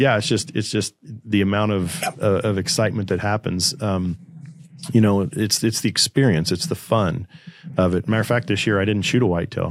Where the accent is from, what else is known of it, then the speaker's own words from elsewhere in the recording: Kansas, United States; moved away as an adult; also born or lived in Arizona; I had a buddy here in my hometown that was a pilot